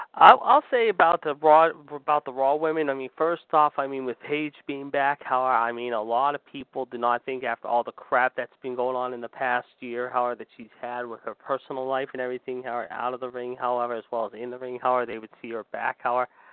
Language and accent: English; Pittsburgh, Pennsylvania, United States; my hometown